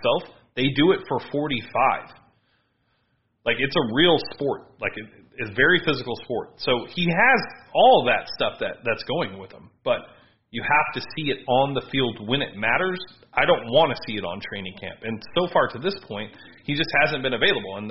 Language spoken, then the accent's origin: English; Southern California, United States; I grew up in Southern California.